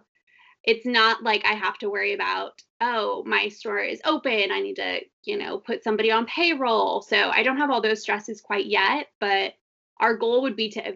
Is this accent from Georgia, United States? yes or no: no; Texas, United States; I'm from Texas